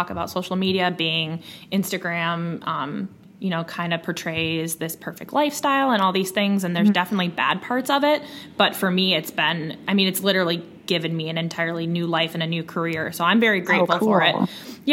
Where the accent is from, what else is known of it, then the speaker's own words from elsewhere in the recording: Waukesha, Wisconsin, United States; also born or lived in Milwaukee; I grew up in Waukesha, which is a suburb of Milwaukee, and I now live in Milwaukee